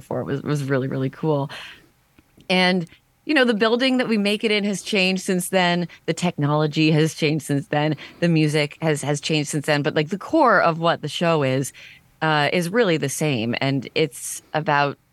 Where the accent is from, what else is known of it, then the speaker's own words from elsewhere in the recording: Stouffville, Ontario, Canada; also born or lived in Toronto; I was born in Toronto, then grew up in a suburb of Toronto called Stouffville